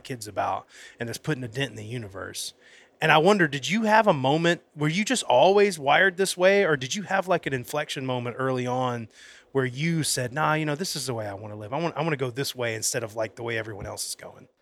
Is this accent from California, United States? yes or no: no; Florida, United States; now in Alabama, United States; I'm originally from Florida. When I moved to Alabama